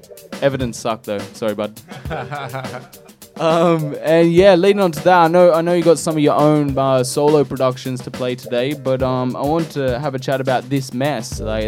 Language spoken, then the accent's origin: English; Central Coast, New South Wales, Australia; We're from the Central Coast